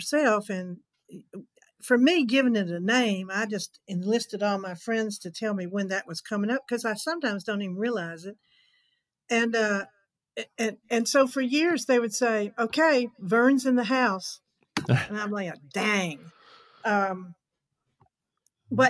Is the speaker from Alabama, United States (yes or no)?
yes; Alabama, United States; moved away as an adult; also born or lived in Atlanta / Los Angeles; growing up in Alabama